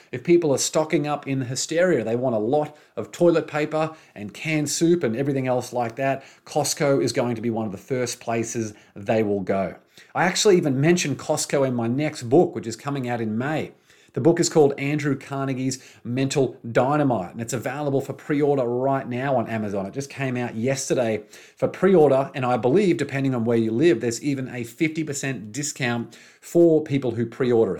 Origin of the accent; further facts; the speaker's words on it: Brisbane, Queensland, Australia; moved away; in Brisbane, my hometown. Well, not my hometown anymore, by former hometown, Brisbane, Australia.